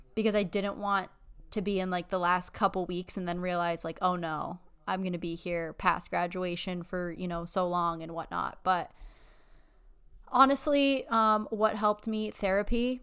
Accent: Erie, Pennsylvania, United States; moved away as an adult; also born or lived in Buffalo, New York; now in Florida, United States; I'm from Erie, and then I was in Buffalo for eight years for undergrad and dental school

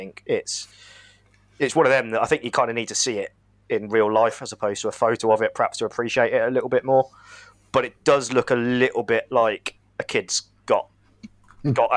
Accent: Bath, South West England, United Kingdom; now in Milton Malsor, United Kingdom; Born in Bath, actually, but currently residing in Milton Mouser

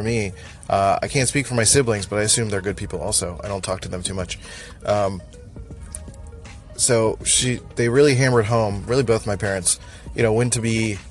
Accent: Philadelphia, Pennsylvania, United States; moved away as an adult; now in San Diego, United States; I am originally from Philadelphia, born and raised

